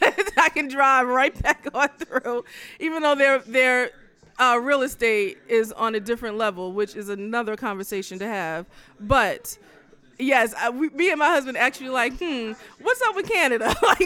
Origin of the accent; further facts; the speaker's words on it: New Jersey, United States; I am a New Jersey girl, born and raised in New Jersey.